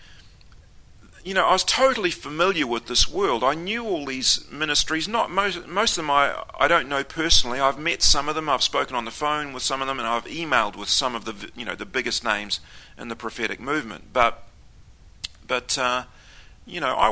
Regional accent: Auckland, New Zealand; I was brought up in the Pentecostal movement. We went to Assembly of God every week, the biggest Assembly of God in Auckland City.

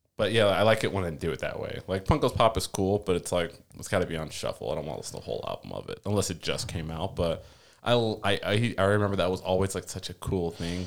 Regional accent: South Florida, United States; moved away; also born or lived in Washington; I'm from South Florida

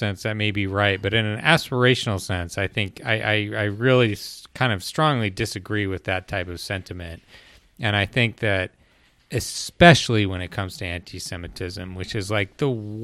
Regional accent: United States; also born or lived in Utah / Colorado; I grew up in Utah and Colorado, not notably Jewish places

